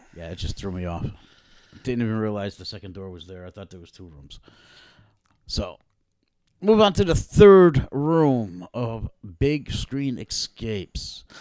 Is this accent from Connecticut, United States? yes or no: yes; Connecticut, United States; we're from Connecticut